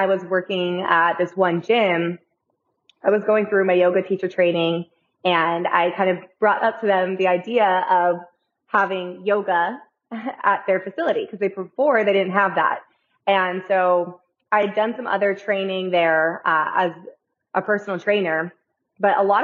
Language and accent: English; California, United States; moved away as an adult; I came from California originally.